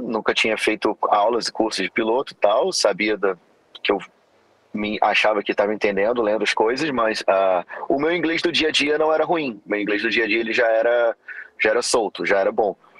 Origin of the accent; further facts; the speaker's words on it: Rio de Janeiro, Brazil; moved away as an adult; also born or lived in Florida, United States; eu sou oriundo aqui do Rio de Janeiro